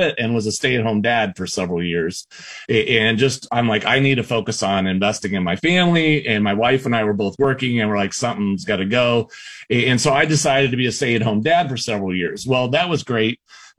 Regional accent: South Central Iowa, United States; I grew up in South Central Iowa. I grew up on a farm

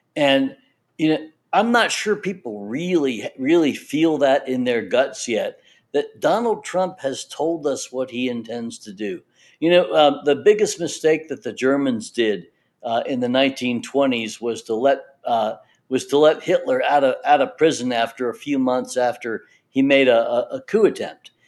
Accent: the South, United States; I was pretty sure was going to work in the South because I grew up in the South.

